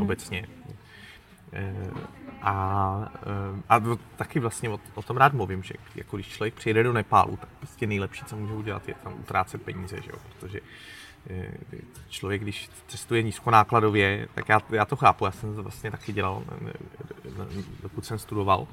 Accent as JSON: {"language": "Czech", "town": "České Budějovice", "region": "South Bohemian Region", "country": "Czechia", "tie": "born or raised there", "moved": "yes", "lives_now": "Prague, Czech Republic", "said": "když jsem vyrůstal v devadesátých letech v Českých Budějovicích"}